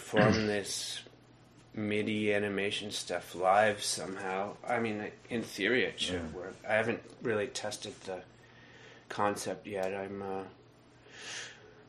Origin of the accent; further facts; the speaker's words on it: near Millbrook, Ontario, Canada; I grew up near Millbrook